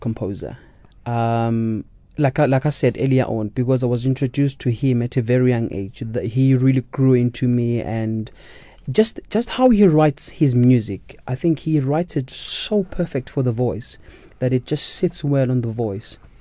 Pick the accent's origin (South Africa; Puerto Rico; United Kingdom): South Africa; Katlehong, Gauteng; moved away as an adult; also born or lived in Soweto; now in Germany; I was born in Soweto, but we moved to Katlehong when I was only one week old.